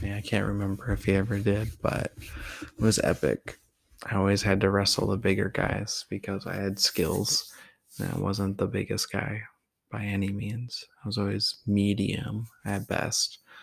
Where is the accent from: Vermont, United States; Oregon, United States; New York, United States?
Oregon, United States; Tillamook; also born or lived in Portland, Oregon; I was from Tillamook, even though I was born in Portland and then I was living with him, so I was technically from there too